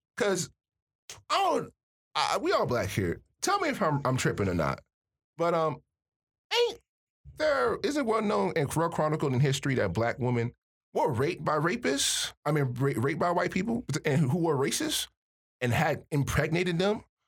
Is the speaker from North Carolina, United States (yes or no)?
no; Miami, Florida, United States; moved away as an adult; now in Michigan, United States; I'm from Miami